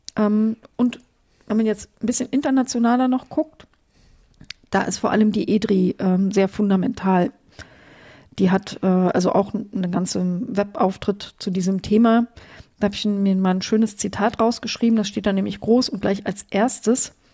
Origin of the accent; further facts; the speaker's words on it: Germany; ich komme ja aus der DDR. Als die Mauer gefallen ist, war ich 21.